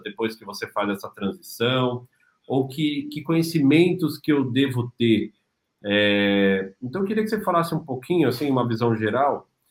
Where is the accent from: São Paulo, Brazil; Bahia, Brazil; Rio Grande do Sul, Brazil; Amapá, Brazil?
São Paulo, Brazil; now in Cascais, Portugal; cresci em São Paulo